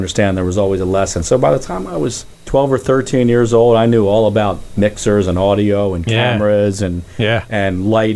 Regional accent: Philadelphia, Pennsylvania, United States; grew up in a great row home neighborhood on Everett Avenue in the Oxford Circle section

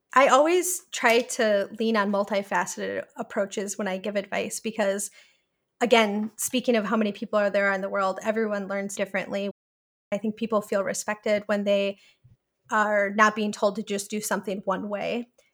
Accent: Milwaukee, Wisconsin, United States; moved away as an adult; also born or lived in Portland, Oregon; I grew up in Milwaukee, Wisconsin

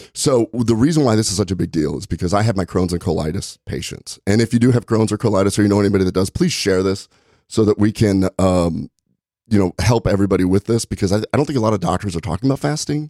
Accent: Nebraska, United States; moved away; I'm from Nebraska originally

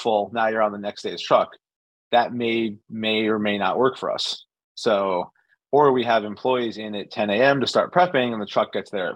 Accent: New Haven, Connecticut, United States; born and raised in New Haven

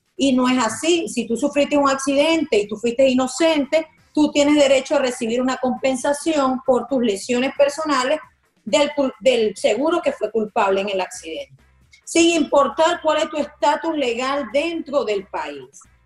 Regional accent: Margarita, Nueva Esparta, Venezuela; also born or lived in Maracaibo, Zulia, Venezuela; now in Miami, United States; Yo nací en Maracaibo, pero me crié en Margarita

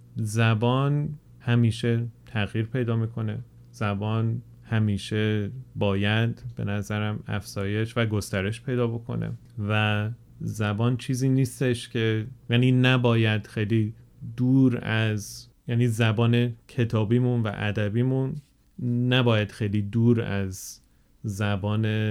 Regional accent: England, United Kingdom; Persian is a second language; also born or lived in Germany; من بزرگ شده انگلستان هستم

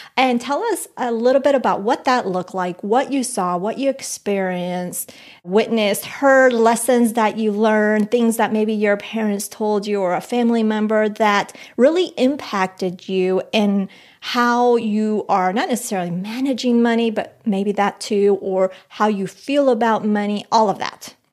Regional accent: Colombia; moved away; I'm from Colombia, from the mountains.

